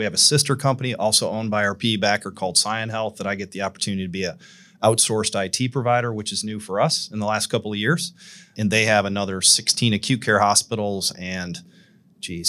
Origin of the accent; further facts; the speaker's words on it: Southern Michigan, United States; now in Nashville, United States; I grew up in Michigan, Southern Michigan, in a kind of a Rust Belt town